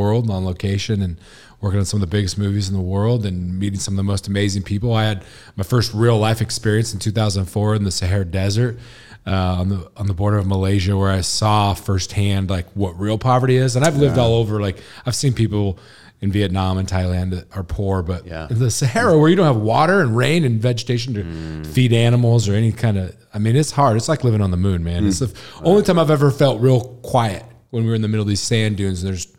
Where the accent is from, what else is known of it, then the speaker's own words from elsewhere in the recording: Washington, United States; Yeah, I grew up in Washington, went to school in Washington, headed to LA right after 2000.